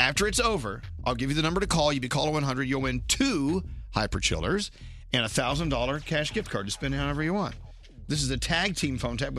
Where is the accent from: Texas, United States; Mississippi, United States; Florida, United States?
Texas, United States; now in New York City, United States; Born and raised in Texas, or as I like to say, born and reared in Texas.